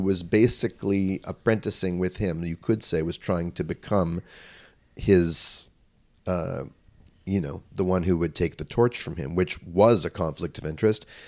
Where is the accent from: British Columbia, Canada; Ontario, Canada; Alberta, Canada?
British Columbia, Canada; Vancouver; I grew up in Vancouver, British Columbia, where he and his family moved.